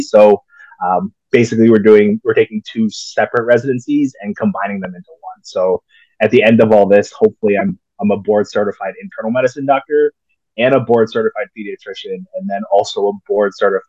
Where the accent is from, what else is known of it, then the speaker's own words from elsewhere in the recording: Texas, United States; born there; also born or lived in Illinois / Maryland / Indiana; Yeah. So born in Texas, and then we moved to Illinois for a little bit for my dad